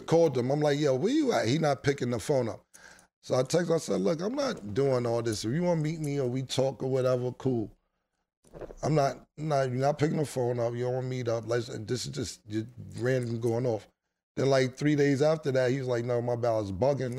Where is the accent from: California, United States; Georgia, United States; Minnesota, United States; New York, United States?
New York, United States; New York City; I grew up in Harlem my whole life